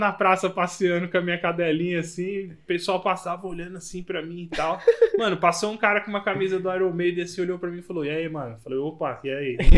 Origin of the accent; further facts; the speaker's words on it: Brazil; Eu saí, velho, do, do mundo aí, do cu do mundo, da Zona Leste lá